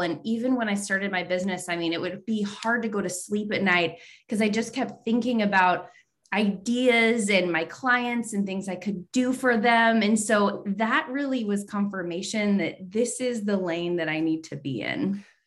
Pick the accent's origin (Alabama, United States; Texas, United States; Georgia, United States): Texas, United States; San Antonio; I grew up in San Antonio